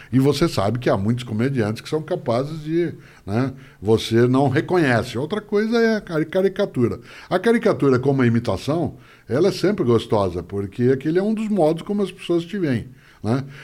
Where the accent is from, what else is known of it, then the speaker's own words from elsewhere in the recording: Paraná, Brazil; accent: caipira; now in São Paulo, Brazil; Né, eu sou caipira, portanto, eu tenho a puxada do R, do norte okay. do Paraná. Aí eu estou na capital paulista há 53 anos